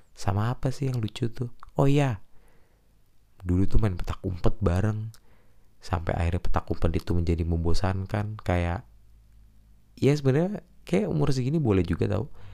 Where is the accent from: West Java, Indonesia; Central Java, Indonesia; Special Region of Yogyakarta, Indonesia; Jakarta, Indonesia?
Jakarta, Indonesia; Gua kecil di Jakarta sih, jadinya kayak nggak dapet logat Tegal